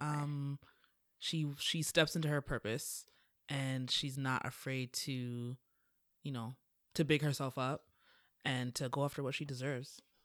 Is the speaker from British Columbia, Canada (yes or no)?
no; Toronto, Ontario, Canada; I'm from Toronto.